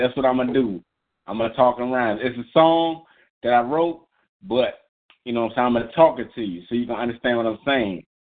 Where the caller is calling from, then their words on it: Maryland, United States; this is your boy … from Unscripted, and I'm calling from Maryland.